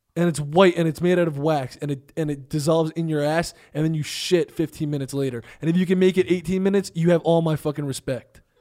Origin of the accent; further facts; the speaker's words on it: New Jersey, United States; I'm from Jersey